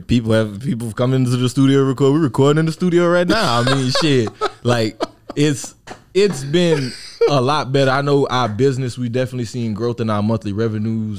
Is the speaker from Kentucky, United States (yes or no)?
no; Opelousas, Louisiana, United States; moved away as an adult; where I'm from, I'm from Louisiana